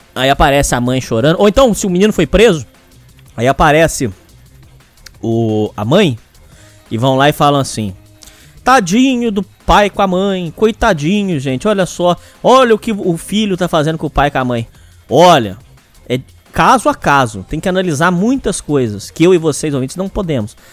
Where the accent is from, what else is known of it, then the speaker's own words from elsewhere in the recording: Brazil; Eu nunca saí do Brasil